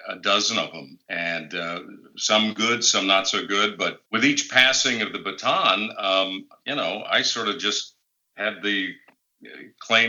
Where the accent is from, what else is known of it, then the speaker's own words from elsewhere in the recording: Chicago, Illinois, United States; now in St. Louis, United States; I'm a Midwest guy. I grew up in the Chicagoland area